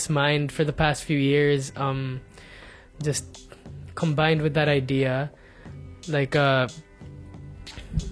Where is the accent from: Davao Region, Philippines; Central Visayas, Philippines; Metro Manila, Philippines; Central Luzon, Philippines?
Metro Manila, Philippines; Muntinlupa; moved away as an adult; also born or lived in Bonifacio Global City (the Fort); now in Makati, Philippines; growing up in Alabang, where there's so much wind and like, there's trees and stuff